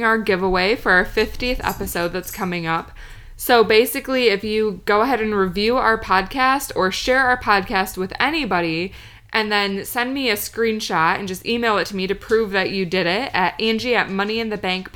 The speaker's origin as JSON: {"language": "English", "region": "Michigan", "country": "United States", "said": "we're from Michigan"}